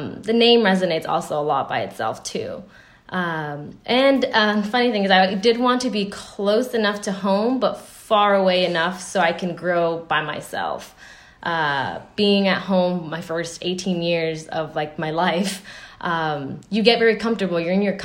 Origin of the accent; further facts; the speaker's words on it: United States; me being American